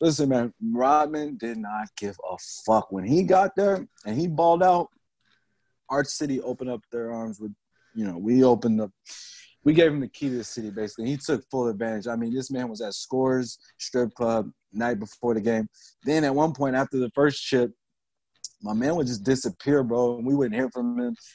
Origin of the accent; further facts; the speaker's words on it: Chicago, Illinois, United States; I was born and raised in Chicago